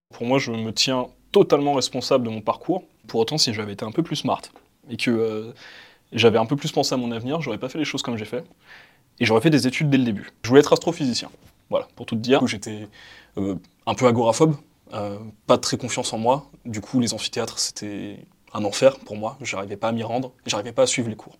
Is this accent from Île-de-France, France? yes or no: yes; Val-d'Oise, Île-de-France, France; Je suis né, j'ai grandi dans le 95, dans le Val d'Oise, et j'ai grandi dans une euh, cité